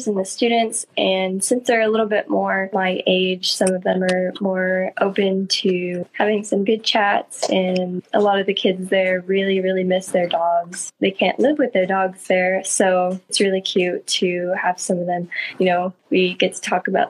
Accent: Central Coast of California, United States; we are from the Central Coast of California

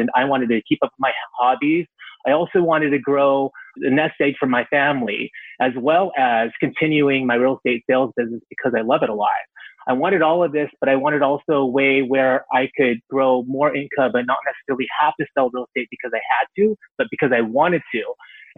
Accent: San Francisco Bay Area, California, United States; I was born and raised in the San Francisco Bay Area, and I still live here

